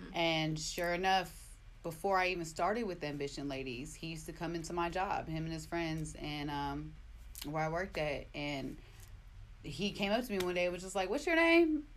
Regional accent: Oakland, California, United States; I grew up in Oakland

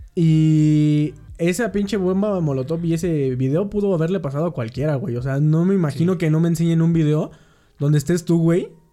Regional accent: Mexico

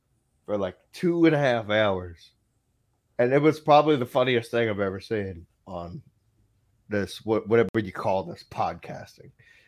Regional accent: Texas, United States; I'm from Texas. Yes.

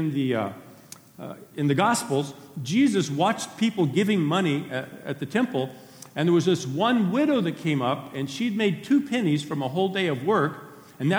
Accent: Dos Palos, California, United States; the church that I grew up in Dos Palos, when I was in my teenage years

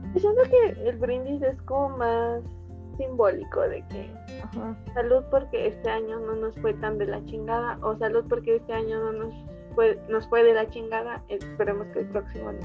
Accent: Mexico; somos mexicanos y aquí andamos

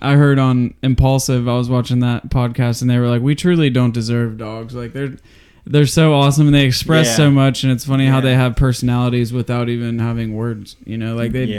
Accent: Ohio, United States; growing up in Ohio

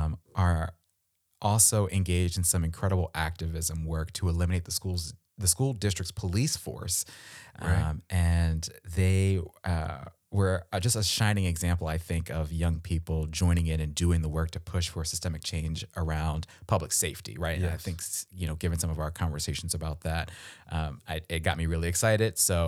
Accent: Maryland, United States; now in Virginia, United States; I'm from Maryland. So DMV, I know that very well.

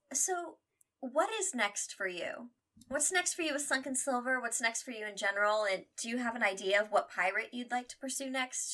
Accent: Midwest, United States; We're from the Midwest

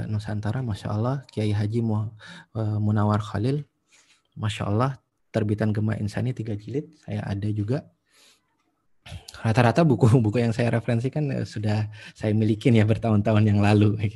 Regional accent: Jember, East Java, Indonesia; satu-satunya toko buku yang ada di kampung saya di Jember dulu itu ketika saya SMA itu Gramedia

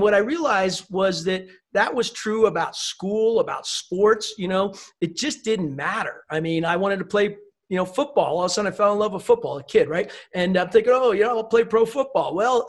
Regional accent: East Coast, United States; also born or lived in Germany / Newport, Rhode Island; I was born in Germany, moved a lot every 3 years, some other place, a lot on the East Coast in the US. And we happened to be living at that point in Newport, Rhode Island.

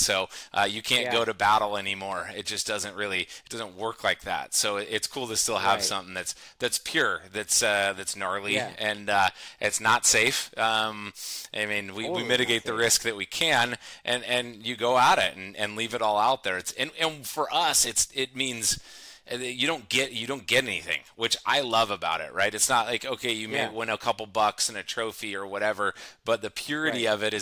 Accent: San Luis Obispo, California, United States; also born or lived in Fresno, California; Central Coast of California, San Luis Obispo area. I pretty much grew up here. My folks moved up here when I was one

